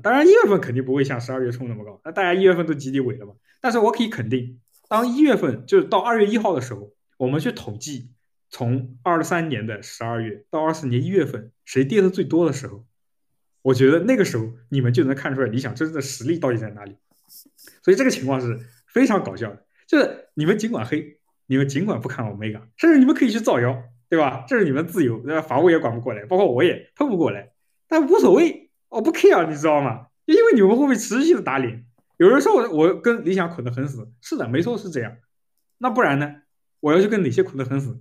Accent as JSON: {"language": "Chinese", "region": "Jiangsu", "country": "China", "tie": "born or raised there", "moved": "yes", "said": "我在那个江苏老家，我们乡下"}